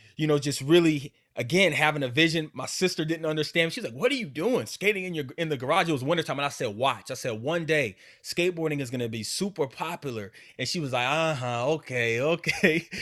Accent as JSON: {"language": "English", "region": "Alaska", "country": "United States", "tie": "born or raised there", "said": "growing up in Alaska"}